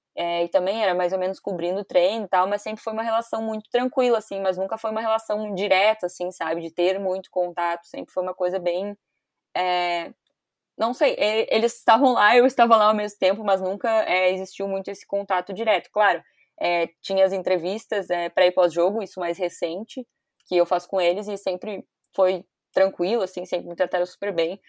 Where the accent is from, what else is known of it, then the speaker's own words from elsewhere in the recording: Porto Alegre, Rio Grande do Sul, Brazil; eu sou de Porto Alegre